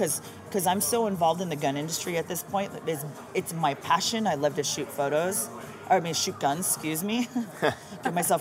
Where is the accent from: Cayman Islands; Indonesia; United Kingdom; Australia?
Cayman Islands; now in Las Vegas, United States; I was born in the Cayman Islands